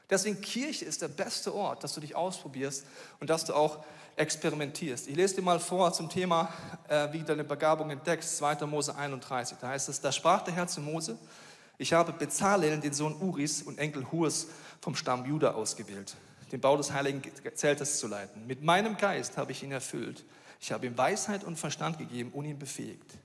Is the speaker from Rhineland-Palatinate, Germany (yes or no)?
no; Bavaria, Germany; So, ich komme aus Bayern, ich muss dir sagen, ich dachte, das ist ein Witz.